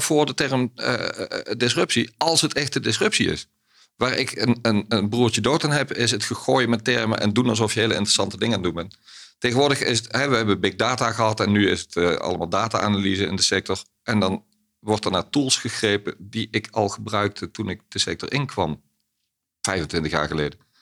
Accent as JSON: {"language": "Dutch", "town": "Ittervoort", "region": "Limburg", "country": "Netherlands", "tie": "born or raised there", "said": "opgegroeid in Limburg"}